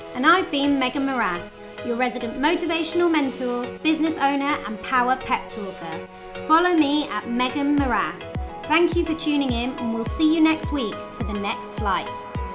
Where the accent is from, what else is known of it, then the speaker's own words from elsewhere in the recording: United Kingdom; being British